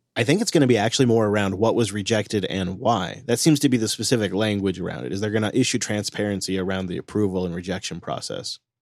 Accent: Washington, United States; my home state of Washington

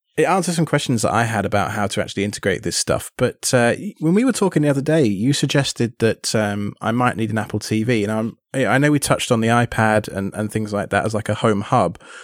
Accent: United Kingdom; now in United States; living in the States and being British

